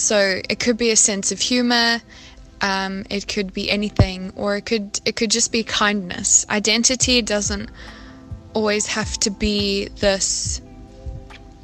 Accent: South Africa; now in United Kingdom; I'm originally from South Africa, but I have been living in the UK for 2 years now.

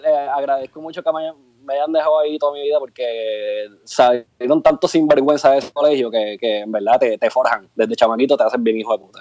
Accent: Barceloneta, Puerto Rico; also born or lived in Santurce, Puerto Rico / Arecibo, Puerto Rico; nací en Santurce, actually, en el Hospital del Maestro. Y me crié en Barceloneta, en un barrio que se llama Maguelles y viví casi toda mi vida en Arecibo

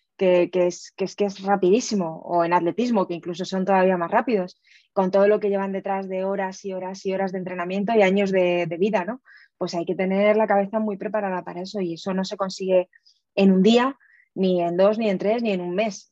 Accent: Aragon, Spain; Yo soy muy aragonesa

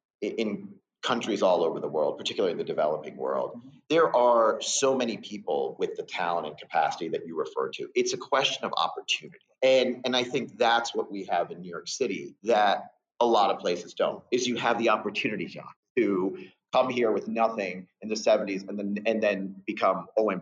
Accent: India; moved away; India, which is, you know, where I come from.

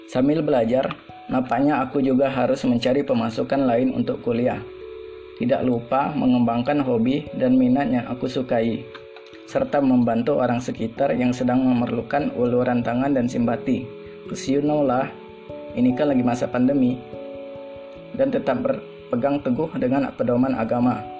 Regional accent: South Sumatra, Indonesia; Kalau aku sih gitu, lahir dan besar di Sumatera Selatan.

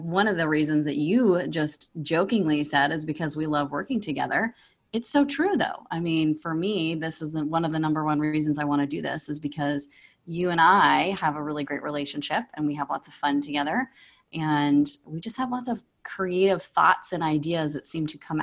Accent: Pacific Northwest, United States; I'm from the Pacific Northwest

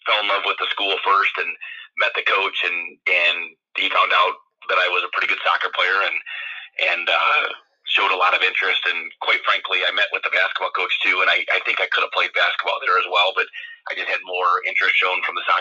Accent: Perrysburg, Ohio, United States; I grew up in Perrysburg, Ohio, and, and grew up in playing junior jackets and went uh, to Perrysburg Schools through seventh grade and transferred over to Toledo Christian

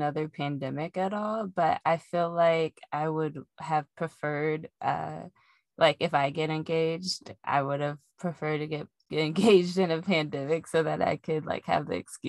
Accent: Indiana, United States; accent: country; moved away; every time I move back to Indiana, I feel like my country accent starts to come back.

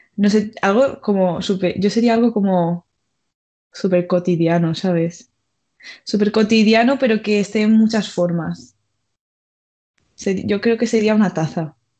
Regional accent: Mallorca, Balearic Islands, Spain; moved away as an adult; now in Madrid, Spain; también soy de Mallorca

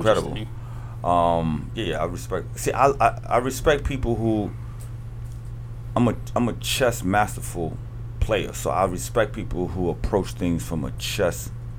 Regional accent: New York, United States; I was born in New York. I'm a New Yorker till I die.

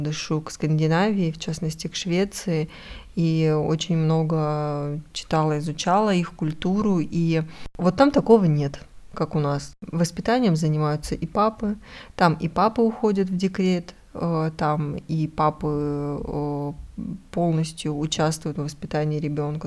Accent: Russia

